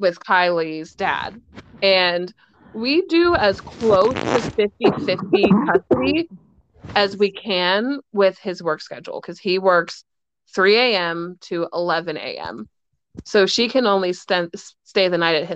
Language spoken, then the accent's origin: English; Pittsburgh, Pennsylvania, United States; I was born and raised in Pittsburgh, Pennsylvania